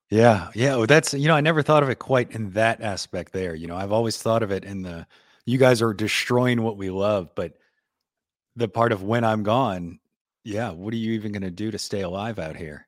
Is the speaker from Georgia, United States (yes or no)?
no; New Orleans, Louisiana, United States; accent: city accent, Port Town accent; growing up in New Orleans, it, I mean, heavily Catholic town